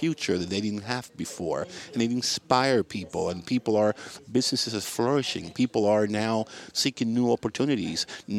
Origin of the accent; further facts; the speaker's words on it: Havana, Cuba; now in Miami, United States; my community, Miami, and the city where I was born, Havana.